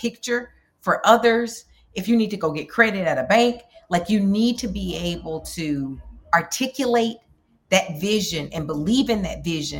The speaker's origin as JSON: {"language": "English", "region": "Alabama", "country": "United States", "also_born_or_lived": "Minneapolis", "moved": "yes", "lives_now": "New York, United States", "said": "somebody who's originally from Alabama"}